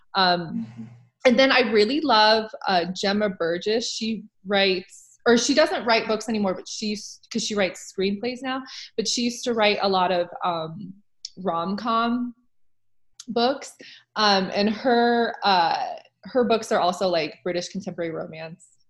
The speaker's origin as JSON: {"language": "English", "region": "Nebraska", "country": "United States", "moved": "yes", "lives_now": "Oregon, United States", "said": "I used to live in Nebraska for like most of my life"}